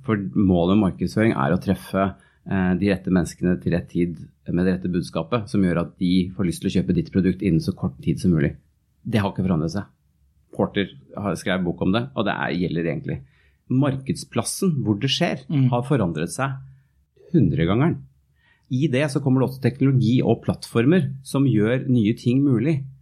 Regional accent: Norway; moved away as an adult

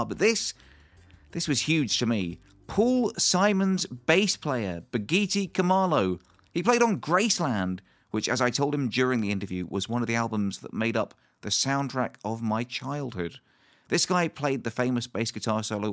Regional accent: Bournemouth, South West England, United Kingdom; moved away; Bournemouth, my hometown

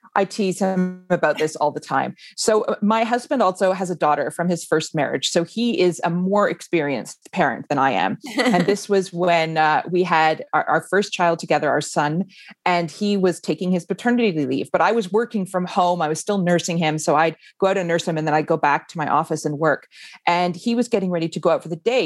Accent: Canada; moved away as an adult; now in Iceland; foreign born, like I am, I grew up in Canada

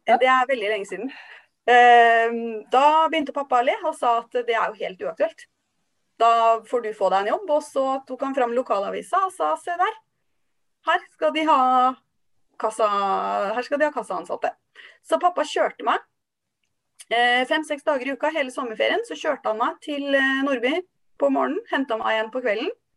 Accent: Halden, Østfold, Norway; jeg er oppvokst i Halden.

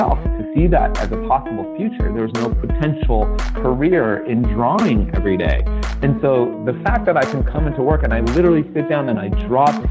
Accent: Riverside, California, United States; also born or lived in Los Angeles, California; Grew up in a town that was predominantly white and Latino at the time in Riverside, California.

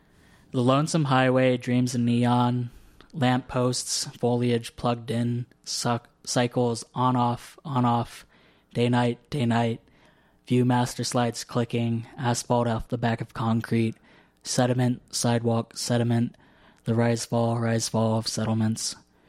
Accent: Southern United States, United States; a lot of my poems are situated in my existence as a Southerner, since it's the only kind of thing I have, like, a gauge for.

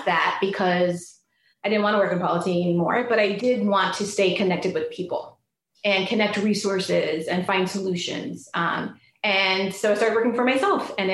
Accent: Bay Area, California, United States; I'm from the Bay Area

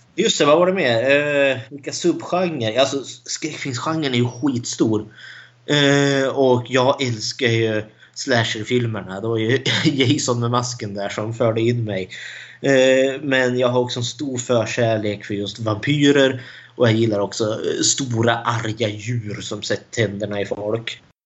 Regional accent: Eskilstuna, Södermanland, Sweden; Jag är också född och uppvuxen i Eskilstuna.

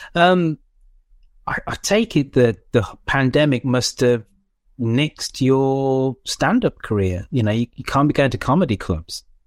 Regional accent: England, United Kingdom; being a West Indian parent growing up in England

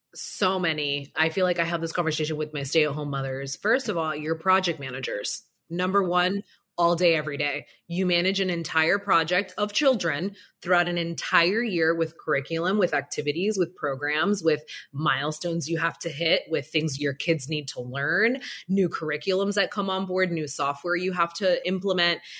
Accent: Broward County, South Florida, United States; I grew up very extremely humble beginnings down here in sunny South Florida, Broward County to be exact

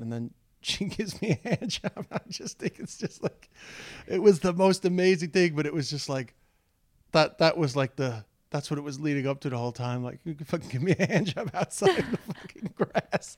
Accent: Dublin, Leinster, Ireland; accent: Dublin; my Dublin accent

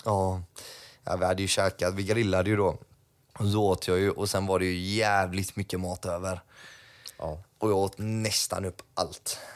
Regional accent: Gothenburg, Västra Götaland, Sweden; Jag var ju uppvuxen i Eriksbo.

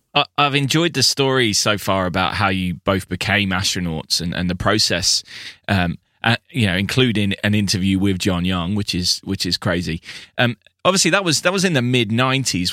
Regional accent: United Kingdom; I'm, I'm a Brit

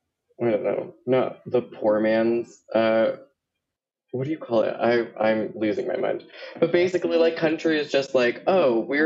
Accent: Miami, Florida, United States; moved away; also born or lived in Puerto Rico; I was born in Puerto Rico and then raised in Miami and then came here. So where I'm from truly depends on the time of day you ask me.

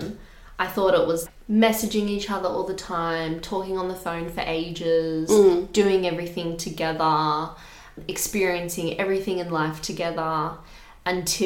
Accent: Australia; because I am from Australia and I've grown up here

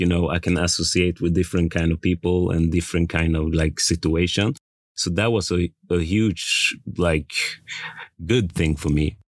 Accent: Västerås, Västmanland, Sweden; I'm born and raised in Sweden. I came from a small town called Västerås.

